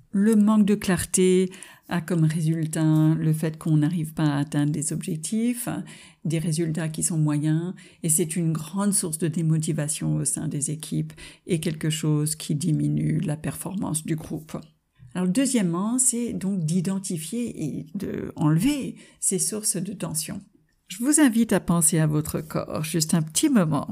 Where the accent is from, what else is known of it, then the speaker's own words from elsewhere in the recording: United States; French is a second language; moved away as an adult; now in France; en tant qu'américaine qui est venue s'installer en France.